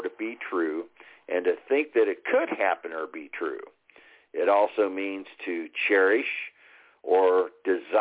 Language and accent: English; Texas, United States; we say down here in Texas